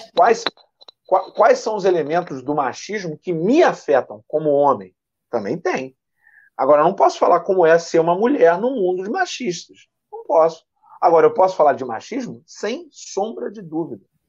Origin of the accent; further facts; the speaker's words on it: Niterói, Rio de Janeiro, Brazil; nasci no centro da cidade, mas vim morar aqui muito jovem, sou daqui, da Vila Ipiranga, da né? minha vida, minha vida toda. Eu sou é. de Niterói também